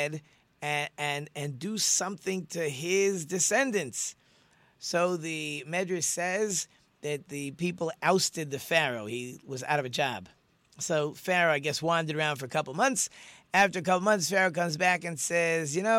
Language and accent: English; New York, United States; when I grew up in New York